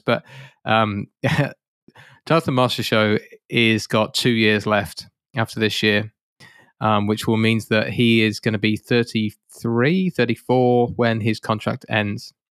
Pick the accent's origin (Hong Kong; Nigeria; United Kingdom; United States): United Kingdom; being a Brit